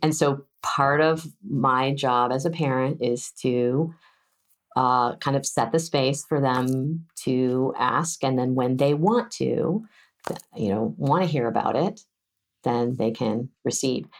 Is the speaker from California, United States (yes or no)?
yes; California, United States; as a Californian